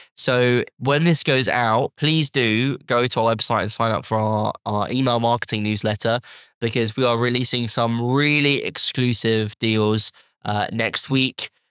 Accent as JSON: {"language": "English", "country": "United Kingdom", "said": "as us British"}